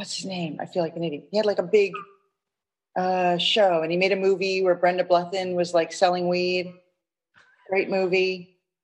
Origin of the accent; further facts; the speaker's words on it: New York City, New York, United States; I grew up in Manhattan, um, one of five kids